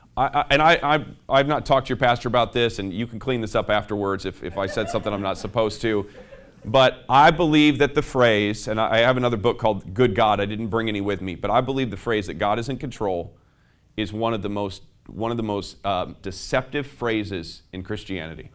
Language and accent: English; South Bend, Indiana, United States; I'm from South Bend, Indiana